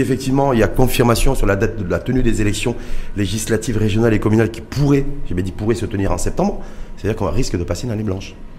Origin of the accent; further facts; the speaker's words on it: Morocco; chez nous au Maroc